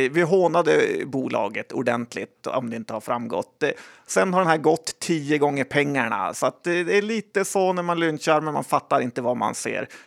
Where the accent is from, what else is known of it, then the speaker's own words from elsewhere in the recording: Sweden; ja, men jag är svensk.